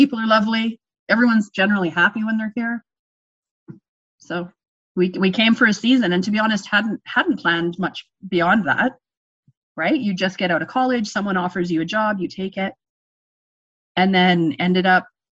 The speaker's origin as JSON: {"language": "English", "region": "Ontario", "country": "Canada", "tie": "born or raised there", "moved": "as an adult", "lives_now": "Canadian Rockies, Canada", "said": "I grew up in Ontario"}